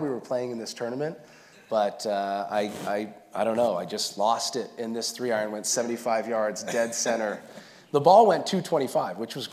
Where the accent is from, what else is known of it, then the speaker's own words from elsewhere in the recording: Scarborough, Maine, United States; moved away; I grew up in Scarborough, Maine, little town south of Portland.